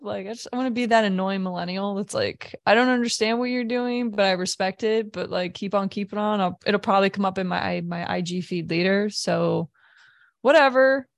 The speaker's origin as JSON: {"language": "English", "region": "Midwest", "country": "United States", "moved": "as an adult", "lives_now": "Washington, D.C. area, United States", "said": "being a Midwesterner"}